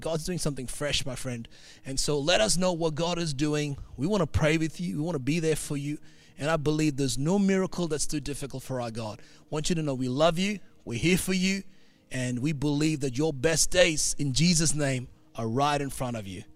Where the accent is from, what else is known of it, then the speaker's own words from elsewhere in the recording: India; now in Australia; I'm a pastor, I'm an Indian